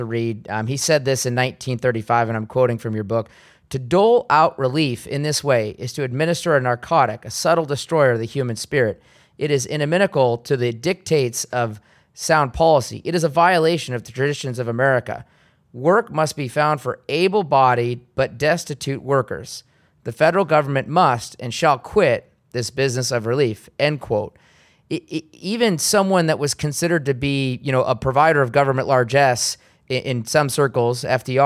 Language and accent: English; Seattle, Washington, United States; moved away as an adult; my own hometown, Seattle, Washington